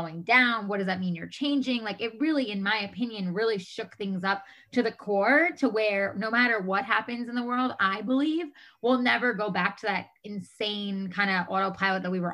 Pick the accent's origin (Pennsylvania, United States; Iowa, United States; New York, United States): New York, United States; moved away as an adult; now in California, United States; I'm originally from New York. I moved out to California 10 and a half years ago